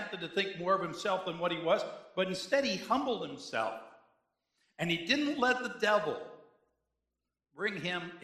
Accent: Cheektowaga, New York, United States; I come from Cheektowaga

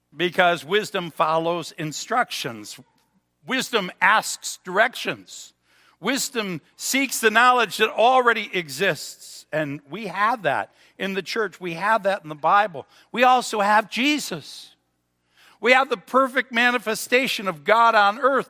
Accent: Cheektowaga, New York, United States; now in Pendleton, United States; I was from Cheektowaga

